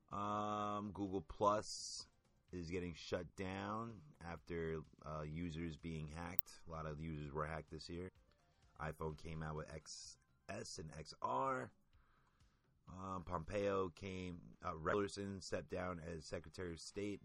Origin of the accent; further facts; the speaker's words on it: United States; being American